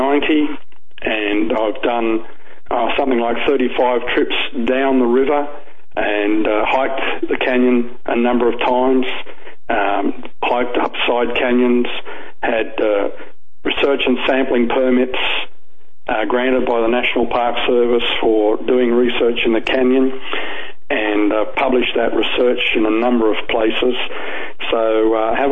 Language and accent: English; Sydney, New South Wales, Australia; moved away as an adult; also born or lived in Dallas, Texas; I'm a native Australian. I was born in Sydney, Australia. I grew up in Sydney, Australia.